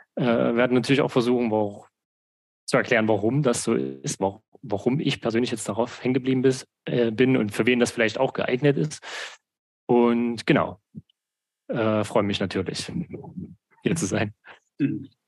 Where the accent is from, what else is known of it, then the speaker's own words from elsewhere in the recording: Saxony, Germany; ich komme aus Sachsen, habe in Sachsen äh, studiert und arbeite auch immer noch in Sachsen. Also ich habe eigentlich meine Heimat nie verlassen